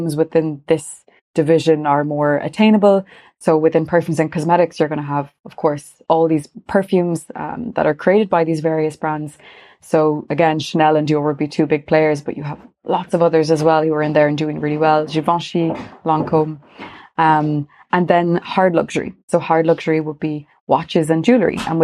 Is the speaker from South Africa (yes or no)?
no; Galway, Connacht, Ireland; also born or lived in Paris, France; now in Dublin, Ireland; I'm from Ireland. I'm from Galway originally.